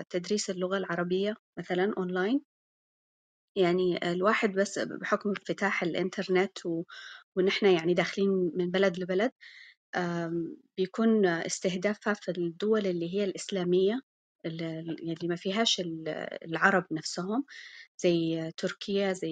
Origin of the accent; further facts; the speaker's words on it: Malaysia; Arabic is a second language; أنا من ماليزيا